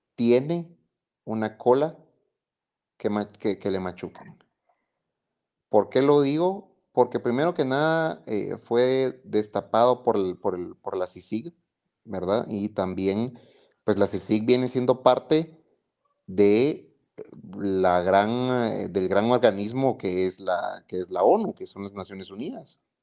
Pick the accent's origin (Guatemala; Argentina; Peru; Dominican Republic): Guatemala; de lo que hemos vivido como guatemaltecos